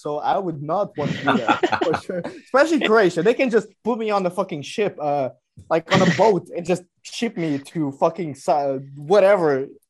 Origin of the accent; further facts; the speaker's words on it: Portugal; English is a second language; as a Portuguese